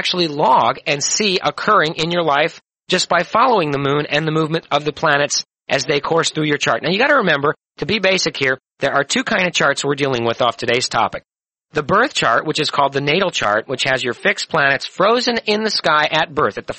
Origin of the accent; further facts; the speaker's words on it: St. Louis, Missouri, United States; born in St. Louis, 11:21 in the morning on August 11, 1948